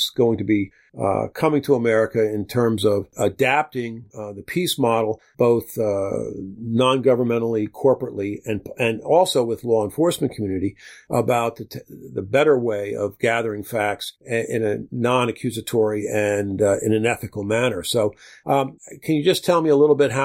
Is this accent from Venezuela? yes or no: no; United States; me being an American